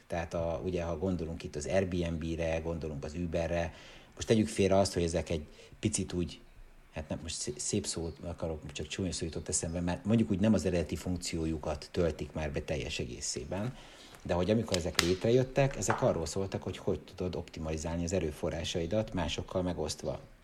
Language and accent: Hungarian; Hungary